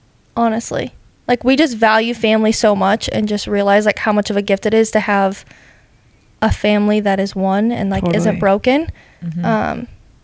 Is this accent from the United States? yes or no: yes; South Dakota, United States; I grew up in South Dakota.